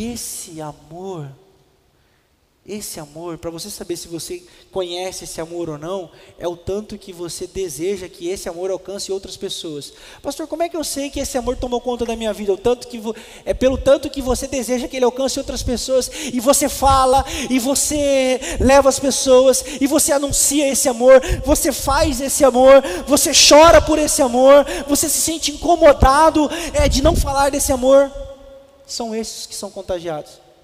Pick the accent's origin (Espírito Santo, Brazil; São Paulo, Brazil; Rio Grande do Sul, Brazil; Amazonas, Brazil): São Paulo, Brazil; Presidente Venceslau; now in Botucatu, Brazil; eu sou de Presidente Venceslau, 364 km